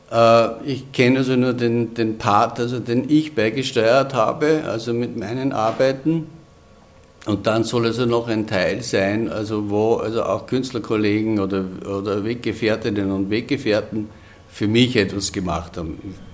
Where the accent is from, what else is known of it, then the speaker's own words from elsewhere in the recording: Upper Austria, Austria; Ich stamme aus dem Innviertel und habe also eigentlich von Kindheit an Dialekt gesprochen